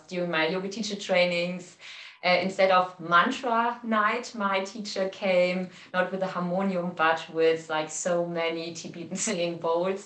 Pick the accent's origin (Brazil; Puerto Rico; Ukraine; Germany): Germany; Cologne, North Rhine-Westphalia; moved away as an adult; also born or lived in Hamburg, Germany / India; I come from Cologne, but I lived in Hamburg in the north mm of Germany for 10 years